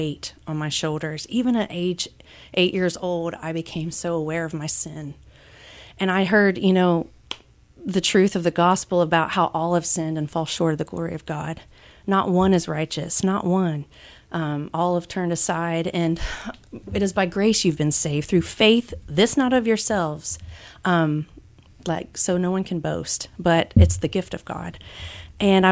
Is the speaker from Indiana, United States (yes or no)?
yes; Lawrenceburg, Indiana, United States; growing up in Lawrenceburg, Indiana, small town